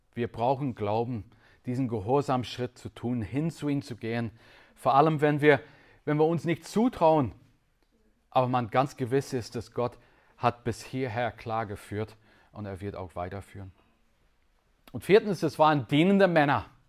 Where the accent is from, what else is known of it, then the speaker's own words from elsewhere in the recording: Northern Ireland, United Kingdom; German is a second language; moved away as an adult; also born or lived in Switzerland; Ich bin in Nordirland aufgewachsen